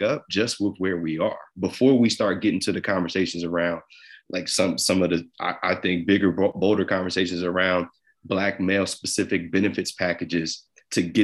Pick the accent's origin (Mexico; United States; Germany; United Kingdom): United States; New Jersey; I'm from Jersey. I grew up a New York Yankees and New York Giants fan